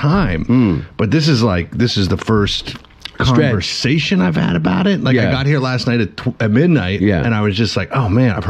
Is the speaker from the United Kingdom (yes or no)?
yes; Scotland, United Kingdom; I'm probably a little Irish, you know? Yeah. Like, I'm Scottish.